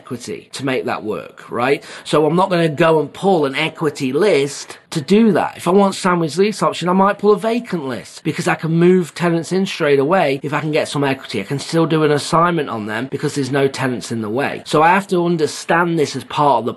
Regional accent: England, United Kingdom; also born or lived in Phoenix / Jacksonville, Florida; now in United States; I'm from England

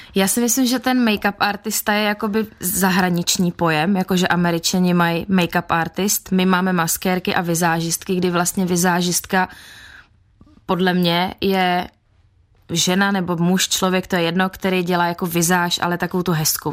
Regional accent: Czechia; u nás v Čechách

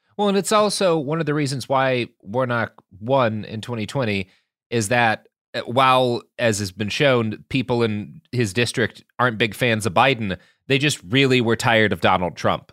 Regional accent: Texas, United States; as a Texan

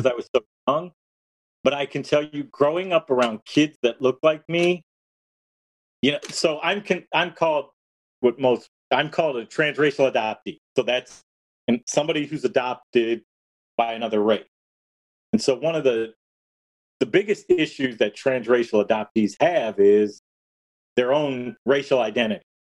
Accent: Detroit, Michigan, United States; I was born in August 1967 in Detroit

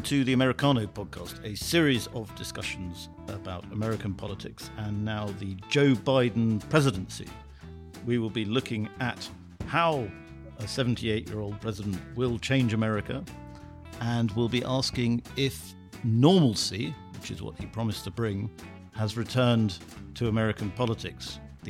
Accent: United Kingdom; as a Brit

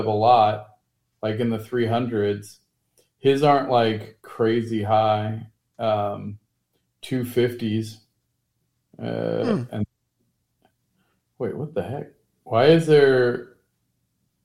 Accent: Cincinnati, Ohio, United States; my hometown, Cincinnati

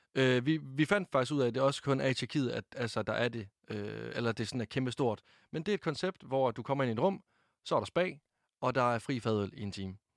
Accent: Varde, Southern Denmark, Denmark; Jeg blev fejret hjemme i Varde af min mor, min far og min kæreste

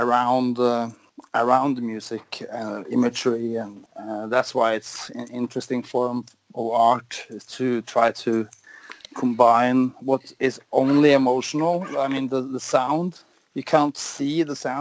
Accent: Norway; I'm from Norway

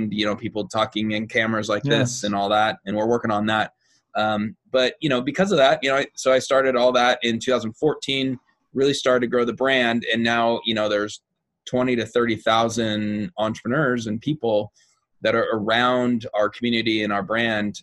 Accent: Seattle, Washington, United States; Seattle, Washington, which is my hometown area.

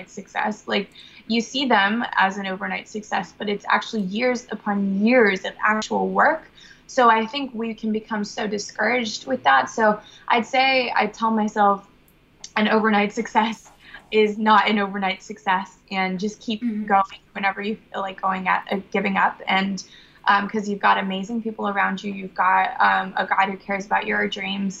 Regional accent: Brazil; I was born in Brazil

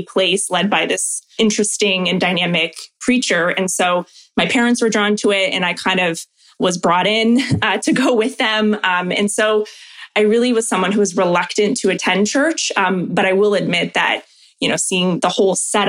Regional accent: Oakville, Ontario, Canada; I'm from Oakville originally.

